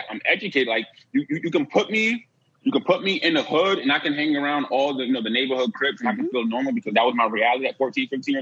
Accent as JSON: {"language": "English", "town": "Bridgeport", "region": "Connecticut", "country": "United States", "tie": "born or raised there", "moved": "yes", "said": "my hometown in Bridgeport"}